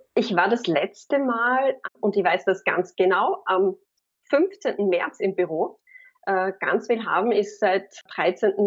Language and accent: German; Carinthia, Austria; ich bin Kärntnerin